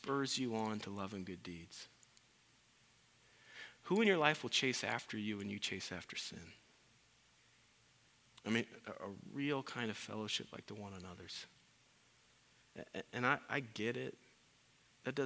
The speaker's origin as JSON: {"language": "English", "region": "Iowa", "country": "United States", "said": "I'm from Iowa"}